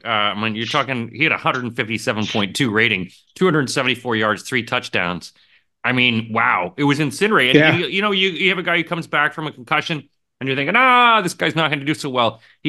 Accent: Canada; We're Canadian.

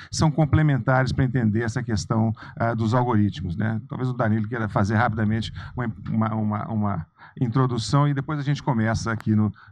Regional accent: Belo Horizonte, Minas Gerais, Brazil; now in United States; embora esteja morando nos Estados Unidos, mas eu sou de Belo Horizonte

